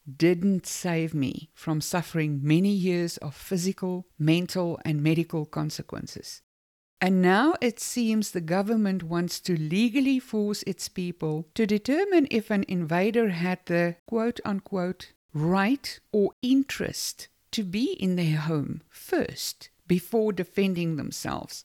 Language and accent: English; South Africa; moved away; I, for one, was born in South Africa. I am South African, just like anyone else who was born there